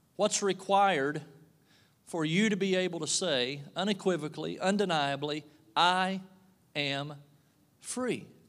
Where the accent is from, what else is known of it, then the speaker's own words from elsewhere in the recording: Kentucky, United States; moved away as an adult; now in Pittsfield, United States; I'm from Kentucky